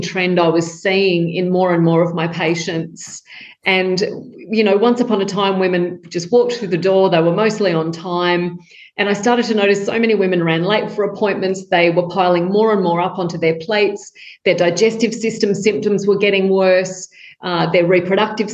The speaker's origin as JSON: {"language": "English", "town": "Tamworth", "region": "New South Wales", "country": "Australia", "tie": "born or raised there", "said": "I grew up in Tamworth in country New South Wales in Australia with chickens in the backyard"}